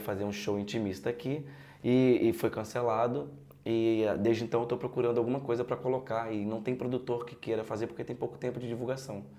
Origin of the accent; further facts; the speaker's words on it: Pernambuco, Brazil; now in Rio de Janeiro, Brazil; eu sou pernambucano e vim para o Rio de Janeiro seguir minha carreira de ator